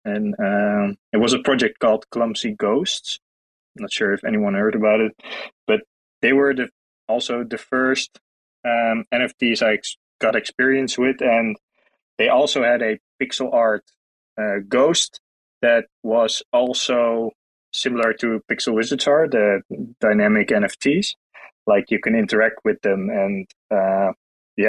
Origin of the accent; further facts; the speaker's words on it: Netherlands; I'm from the Netherlands. Also currently residing in the Netherlands.